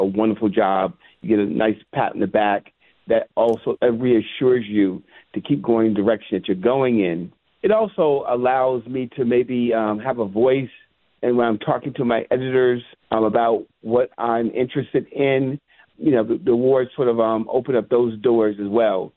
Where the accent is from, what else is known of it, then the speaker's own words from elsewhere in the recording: the South, United States; moved away; also born or lived in New York; I'm originally from the South.